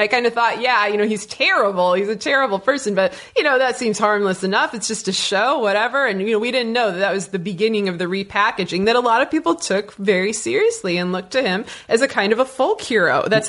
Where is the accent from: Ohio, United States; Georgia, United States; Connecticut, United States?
Connecticut, United States; Meriden; moved away as an adult; also born or lived in Indiana; now in St. Louis, United States; I've moved to St. Louis 12 years ago. Before that, I actually lived in Indiana. But I grew up in Meriden, Connecticut, which is a sort of post-industrial town between Hartford and New Haven.